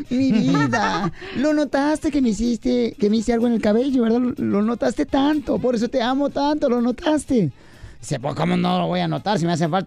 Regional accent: Michoacán, Mexico; no, yo no soy español, fíjate, soy michoacano.

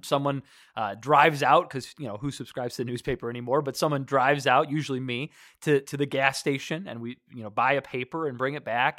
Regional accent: Detroit, Michigan, United States; I grew up in Michigan. You know, Detroit, you know, I, I grew up, uh, just five miles north of the city of Detroit

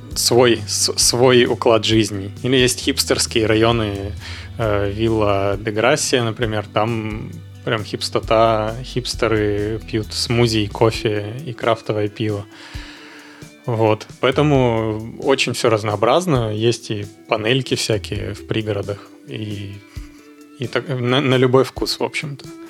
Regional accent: Yekaterinburg, Sverdlovsk Oblast, Russia; moved away as an adult; also born or lived in Moscow / Czech Republic; now in Barcelona, Spain; я родился в Екатеринбурге

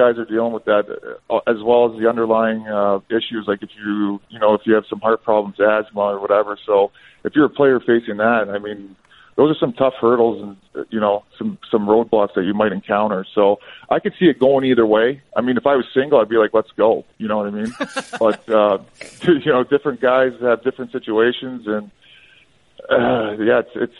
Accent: Sault Ste. Marie, Ontario, Canada; I was from Sault Ste. Marie, so we played for the Greyhounds

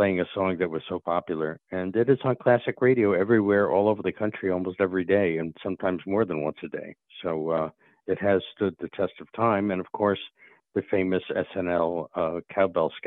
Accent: New York City, New York, United States; Don and I grew up in the New York City area

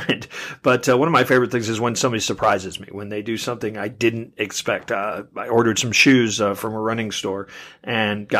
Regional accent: Kansas City, Missouri, United States; my hometown of Kansas City

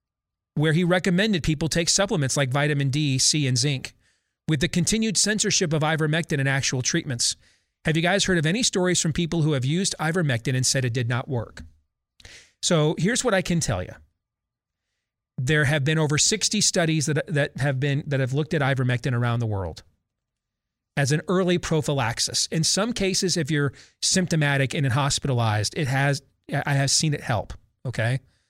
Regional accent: Virginia, United States; those K-12 and in colleges across my home state of Virginia

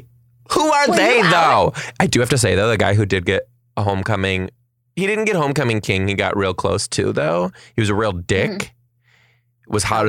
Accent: just outside of Detroit, Michigan, United States; I am from just outside of Detroit, Michigan.

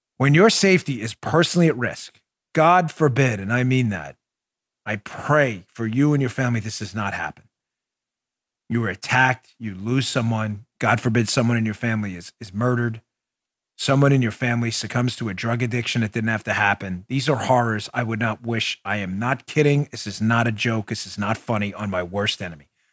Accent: New York City, New York, United States; I grew up in New York, New York City. So New York City, uh, Queens, uh, Queens kid for a long time

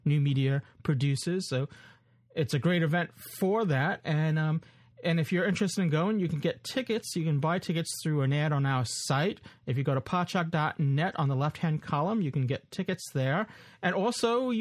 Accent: New York, United States; So it's good to have it in our hometown. Well, my hometown, at least. In my backyard, at least

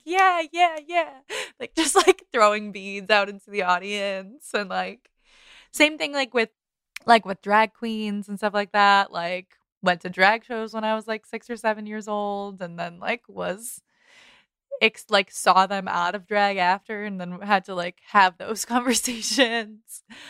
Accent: Boston, Massachusetts, United States; we're Bostonians

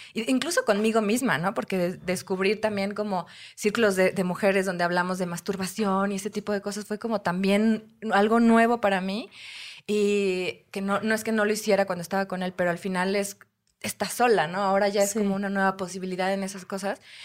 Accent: Puebla, Mexico; Soy de Puebla

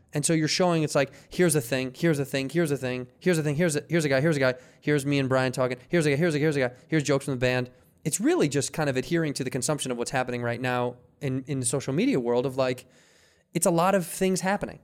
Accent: Midwest, United States; now in California, United States; we're from the Midwest

